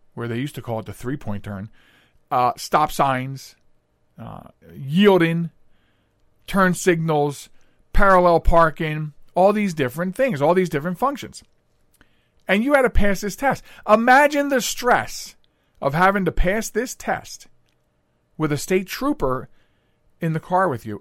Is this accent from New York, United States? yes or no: no; Pennsylvania, United States; I grew up in Pennsylvania